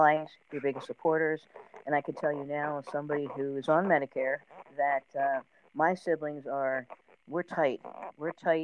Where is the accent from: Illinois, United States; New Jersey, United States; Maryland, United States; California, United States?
New Jersey, United States; I grew up in South Jersey